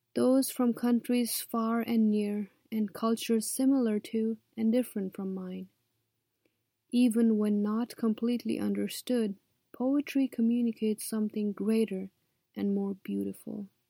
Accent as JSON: {"language": "English", "town": "Kathmandu", "region": "Bagmati", "country": "Nepal", "tie": "born or raised there", "moved": "as an adult", "lives_now": "United States", "said": "I was born in Kathmandu, Nepal, and came to the U S as a student."}